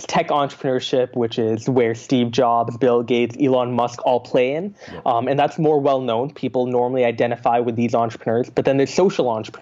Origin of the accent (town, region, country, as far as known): Calgary, Alberta, Canada; born or raised there; also born or lived in Singapore